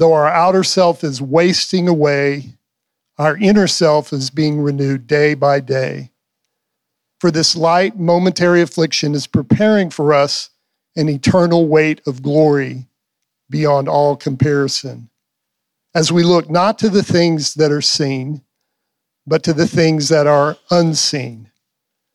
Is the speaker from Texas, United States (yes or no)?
yes; Pampa, Texas, United States; I'm from Pampa. We're from Pampa